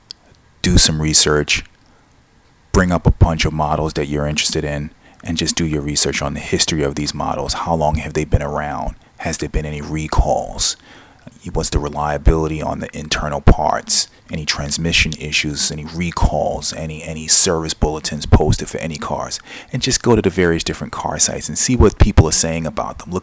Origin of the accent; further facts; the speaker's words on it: United States; I'm American